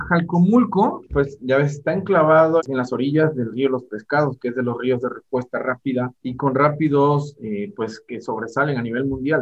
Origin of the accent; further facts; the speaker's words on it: southeast coast of Veracruz, Mexico; en provincia, que es de donde yo soy, de provincia aquí del estado de Veracruz, la forma de jugar y divertirse era irse al monte